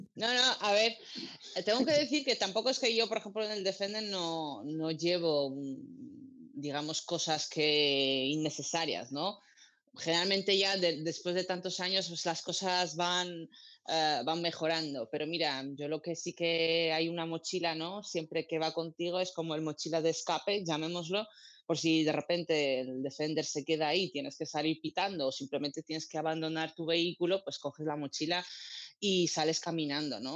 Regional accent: Armenia; also born or lived in Georgia; now in Spain; para mi tierra, Armenia y Georgia

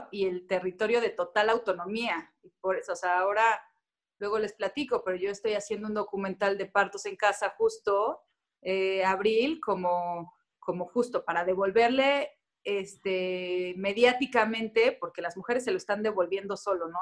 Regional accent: Cuernavaca, Morelos, Mexico; moved away as an adult; also born or lived in Tulancingo, Hidalgo / Mexico City; nací en Tulancingo Hidalgo, a los 7, 8 años me mudé a Cuernavaca y hasta los 19 viví ahí

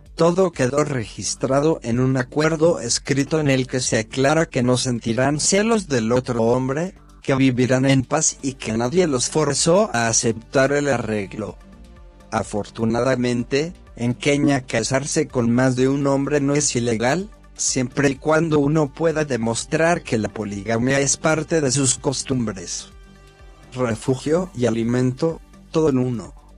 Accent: Dolores, Buenos Aires Province, Argentina; de Dolores

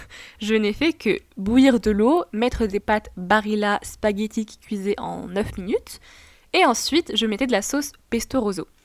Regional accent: Tunisia; Il faut savoir que je suis franco-tunisienne et que j'ai grandi en Tunisie.

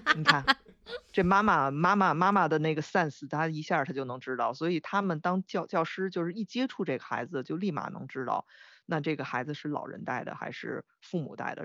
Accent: Beijing, China; 我我很难讲别的北京人

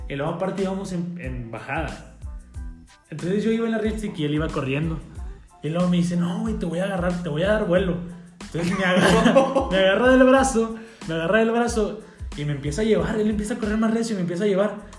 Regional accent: Cuatro Ciénegas, Coahuila, Mexico; yo soy de Cuatro Ciénegas

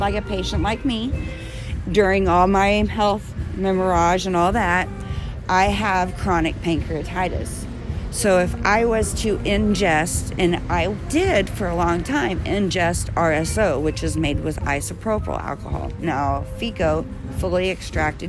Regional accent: Butler, Missouri, United States; moved away as an adult; also born or lived in Colorado; I'm born and raised in Missouri. I told you guys I'm from born and raised in Butler

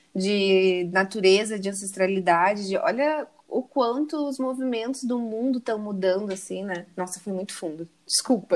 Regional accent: Porto Alegre, Rio Grande do Sul, Brazil; moved away; Eu, eu sou gaúcha, Porto Alegre também

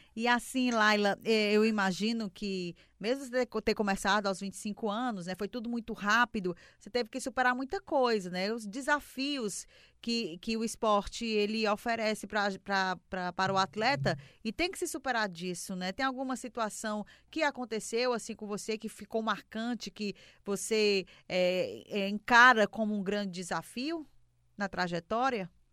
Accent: Ceará, Brazil; eu sou cearense

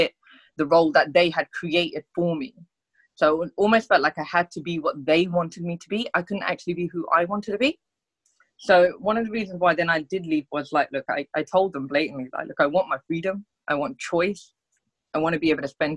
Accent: United Kingdom; We're Indian. We don't climb mountains. Like, we're from the UK

